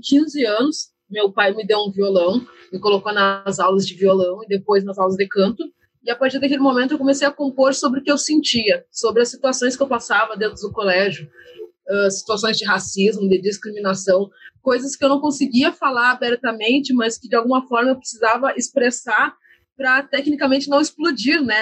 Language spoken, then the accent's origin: Portuguese; Brazil; A gente vive no Brasil